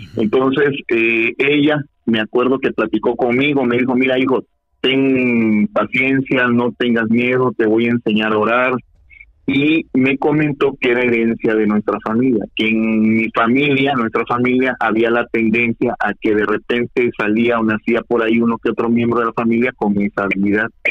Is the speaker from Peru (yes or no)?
no; Mexico; yo soy mexicano, nacido aquí